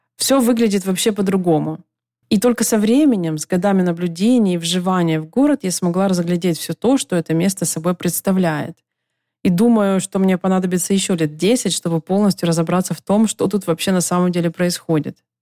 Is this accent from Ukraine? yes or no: yes; Donetsk, Donetsk Oblast, Ukraine; moved away as an adult; also born or lived in Kyiv; В своем родном городе Донецке, где я прожила до 25 лет